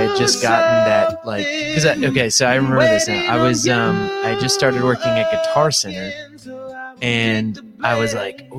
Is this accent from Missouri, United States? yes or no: yes; Missouri, United States; moved away as an adult; now in Springfield, United States; I'm from Raleigh, Missouri.